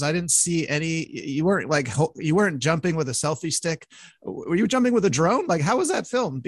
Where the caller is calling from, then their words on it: Montreal, Quebec, Canada; I'm calling from Montreal